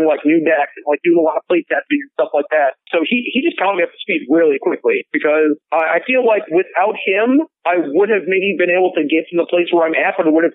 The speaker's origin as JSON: {"language": "English", "town": "Elk River", "region": "Minnesota", "country": "United States", "tie": "born or raised there", "said": "I was born in a smallish town called Elk River. It's 45 minutes north of the Twin Cities in Minnesota"}